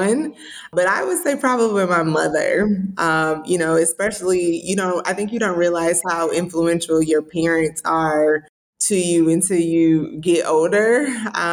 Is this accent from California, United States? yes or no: no; Detroit, Michigan, United States; moved away; also born or lived in Jackson, Mississippi / Belzoni, Mississippi; I was born in Jackson, Mississippi, raised in Detroit